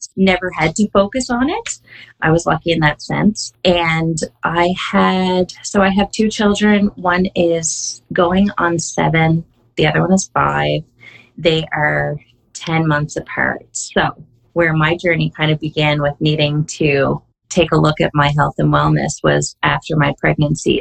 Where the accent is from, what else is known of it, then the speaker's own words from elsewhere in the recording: Canada; I am Canadian. I believe I'm still the only Canadian community coach